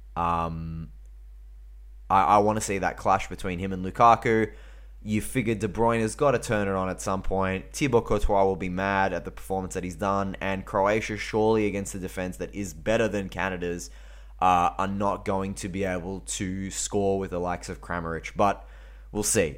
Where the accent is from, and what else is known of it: Australia